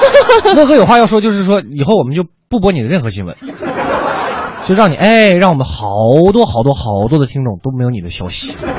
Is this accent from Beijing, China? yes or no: yes; Beijing suburban counties, China; 定居在顺义，长期青椒三弟哦